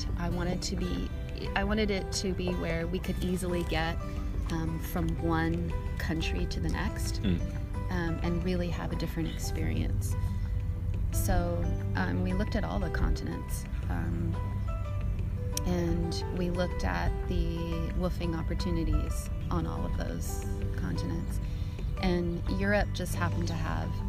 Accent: East Coast, United States; growing up on the East Coast

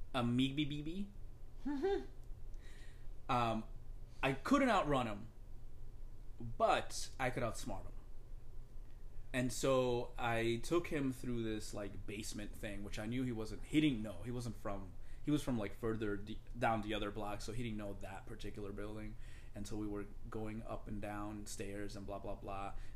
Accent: Dominican Republic; I'm from the Dominican Republic

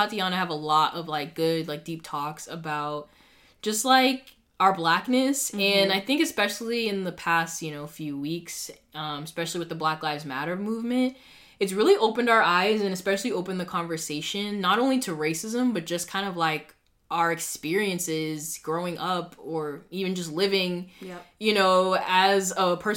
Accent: Boston, Massachusetts, United States; we have a lot more, like, different cultures up here

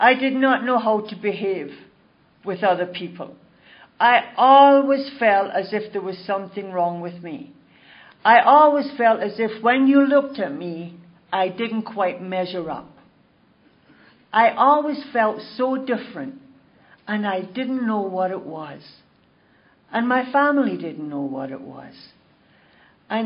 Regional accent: Glasgow, Scotland, United Kingdom; now in Toronto, Canada; I was born in Glasgow, Scotland, and I was born into a really nice Catholic family

